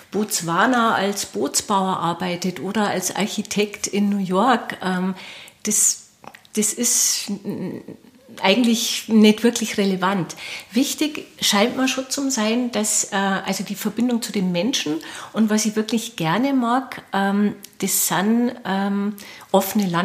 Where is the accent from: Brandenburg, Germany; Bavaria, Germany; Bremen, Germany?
Bavaria, Germany; Mauth; Also gebürtig bin ich aus Maut, also aus dem tiefsten bayerischen Wald, also wirklich so, ich sage jetzt mal so Lenzend. Jetzt ist es ja nicht mehr ganz so, aber als ich dort aufgewachsen bin, war das natürlich nur mit dem eisernen Vorhang.